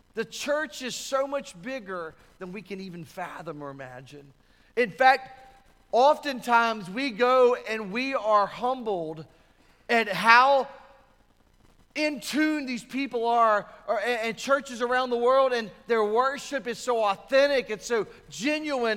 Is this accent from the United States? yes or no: yes; United States